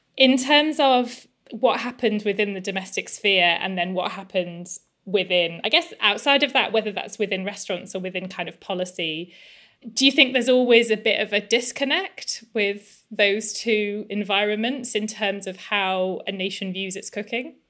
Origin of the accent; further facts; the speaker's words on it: England, United Kingdom; I'm English